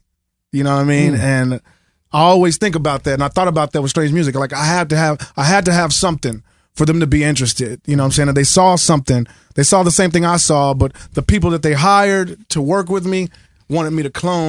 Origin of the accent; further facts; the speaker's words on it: Kansas City, Missouri, United States; I'm from Kansas City